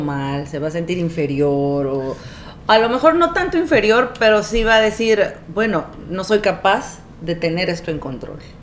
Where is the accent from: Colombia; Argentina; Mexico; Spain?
Mexico; Coatzacoalcos, Veracruz; also born or lived in Ciudad Madero, Tamaulipas; nací en Ciudad Madero, Tamaulipas, criada en Coatzacoalcos, Veracruz y de familia del Istmo de Tehuantepec